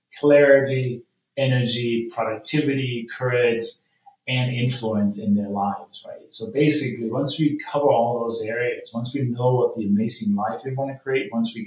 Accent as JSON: {"language": "English", "country": "Denmark", "moved": "as an adult", "lives_now": "United States", "said": "I come from Denmark, is a small country"}